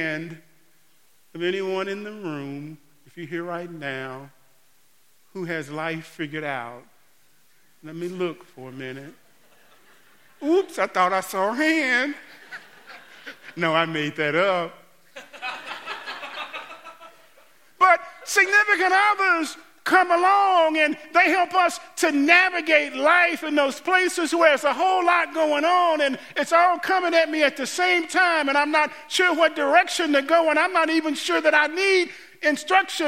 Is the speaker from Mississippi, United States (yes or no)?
yes; Mississippi, United States; as a boy growing up in Mississippi going to piano lessons with Mrs. Woods